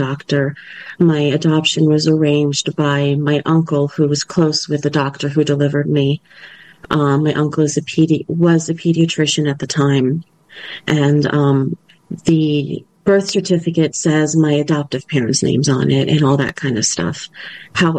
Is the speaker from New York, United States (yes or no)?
yes; Merrick, New York, United States; moved away as an adult; also born or lived in London / Woodmere, New York / Maryland; I was born on Long Island, raised in New York. I did live a year in London, went back, lived in New York again most of my life